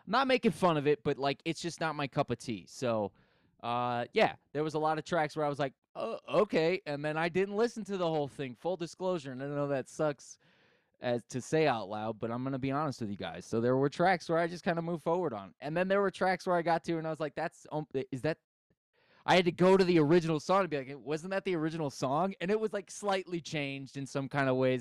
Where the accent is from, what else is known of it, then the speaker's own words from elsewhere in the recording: United States; I grew up in America